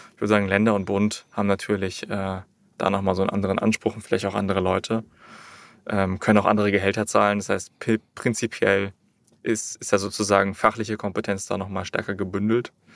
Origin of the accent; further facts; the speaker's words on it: Berlin, Germany; Ich bin in Berlin groß geworden